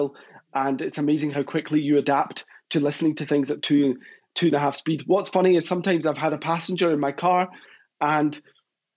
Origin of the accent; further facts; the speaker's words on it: Glasgow, Scotland, United Kingdom; accent: Scottish; where I grew up in Glasgow.